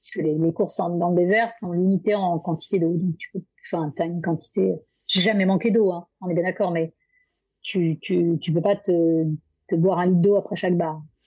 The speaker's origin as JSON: {"language": "French", "region": "Brittany", "country": "France", "said": "je suis bretonne"}